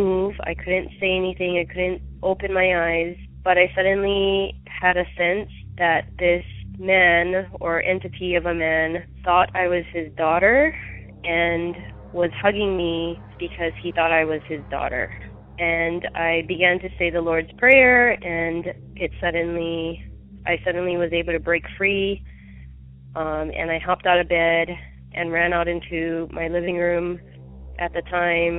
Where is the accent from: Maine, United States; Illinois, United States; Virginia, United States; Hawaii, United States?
Hawaii, United States; Maui; I grew up in Maui, Hawaii